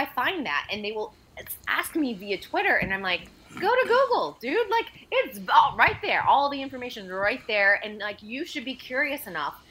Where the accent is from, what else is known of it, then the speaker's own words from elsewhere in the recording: Massachusetts, United States; I grew up in Massachusetts, so you do grow up under the umbrella of the Kennedy